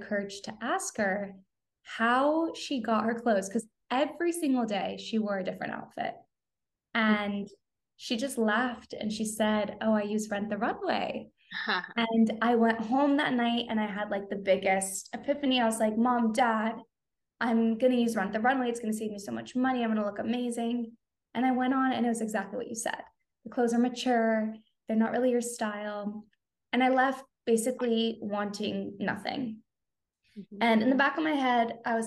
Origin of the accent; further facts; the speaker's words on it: Southern California, United States; I am born and raised in Southern California